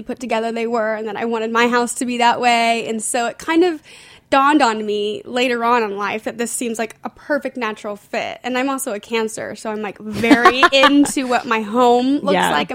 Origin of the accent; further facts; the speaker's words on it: Houston, Texas, United States; moved away as an adult; now in New York, United States; I grew up in Houston, Texas, born and raised, and I moved to New York when I was about 19 for school